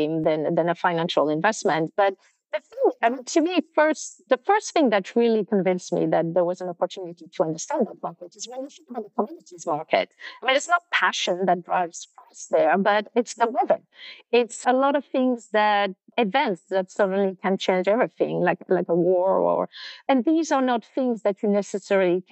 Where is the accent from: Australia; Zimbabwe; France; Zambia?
France; moved away; also born or lived in London; I was born and raised in France